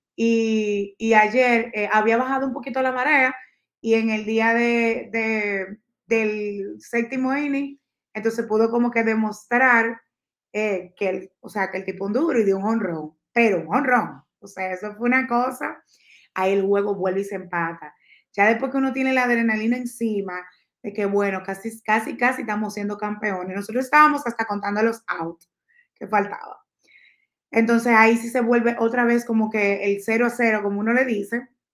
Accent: Dominican Republic

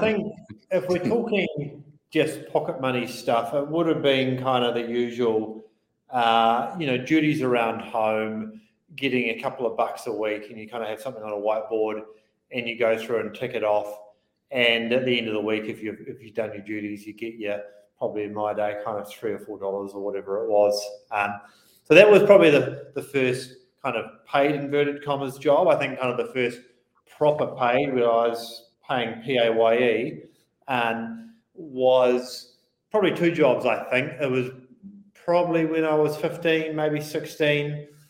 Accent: Christchurch, Canterbury, New Zealand; moved away as an adult; I grew up in Christchurch. I was in Christchurch. Uh, for the first 22 odd years of my life, primarily

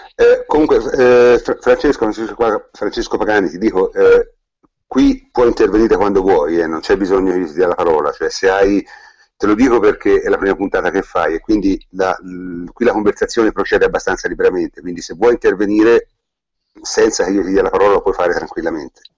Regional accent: Tuscany, Italy; noi, noi siamo toscani

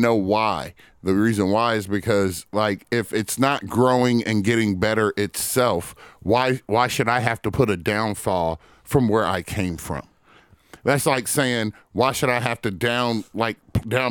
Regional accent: Indianapolis, Indiana, United States; also born or lived in Speedway, Indiana / Eagledale, Indianapolis; I grew up in Brightwood before my mom moved us out to Speedway or Eagledale, same area, really

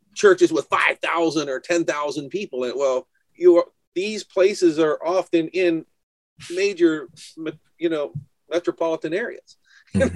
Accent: New Hampshire, United States; I'm from New Hampshire

